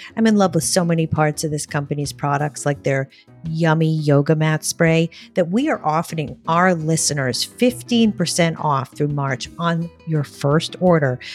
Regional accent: Rhode Island, United States; I grew up in Rhode Island

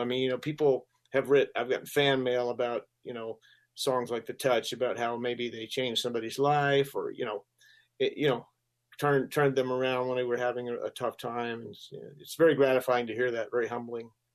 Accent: Gainesville, Florida, United States; moved away as an adult; also born or lived in Colorado; I ended up in Gainesville. That's where I lived most of my uh, school years, and uh, it's I consider it my hometown

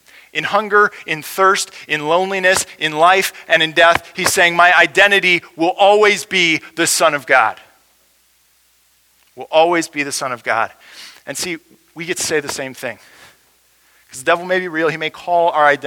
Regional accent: United States; as American Christians

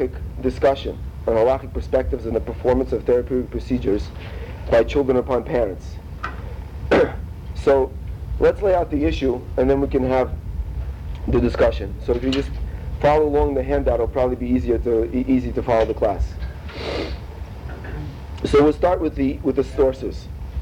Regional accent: Russia; moved away; we're both from Russia

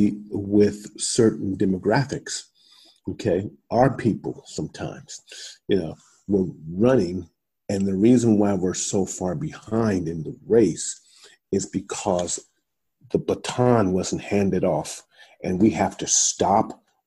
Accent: Columbus, Ohio, United States; moved away as an adult; also born or lived in Iowa; I'm from Columbus, Ohio. I'm from the hood.

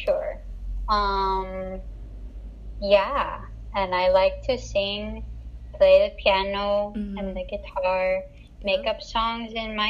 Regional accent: Philippines; I study music. I'm from the Philippines.

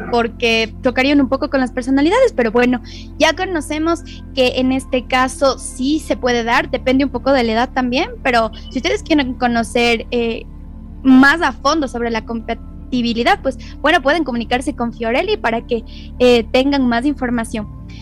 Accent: Ecuador; nuestro país

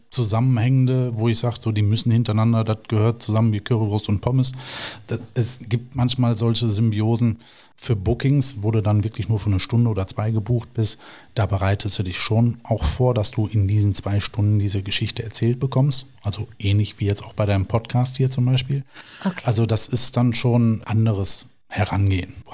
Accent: Duisburg, North Rhine-Westphalia, Germany; Also ich komme gebürtig aus Duisburg, aber bin dann wieder zurück in die Heimatstadt.

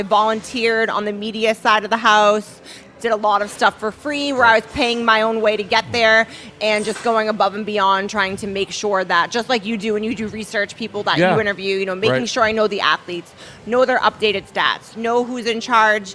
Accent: Boston, Massachusetts, United States; now in Las Vegas, United States; I'm from Boston

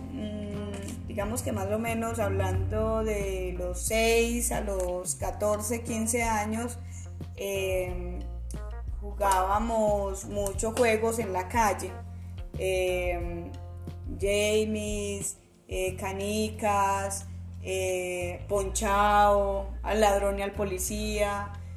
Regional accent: Caquetá, Colombia; now in Antioquia, Colombia; yo soy del departamento del Caquetá

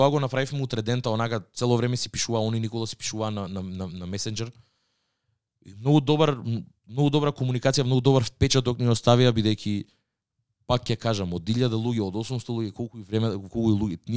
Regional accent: Skopje, North Macedonia; тој ми кажа вика од кај си од Скопје и му викам од Скопје

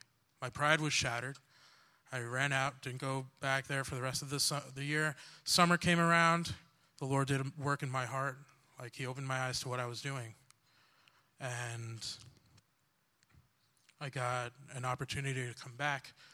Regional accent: New York, United States; moved away as an adult; now in New Jersey, United States; And originally I'm from New York, but my dad was like, hey, move in with me and my wife in Jersey

